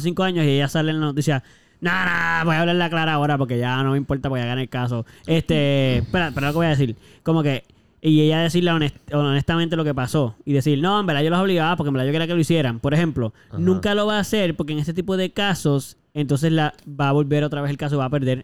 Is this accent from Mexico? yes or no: no; Puerto Rico; a los puertorriqueños nos pasa eso mucho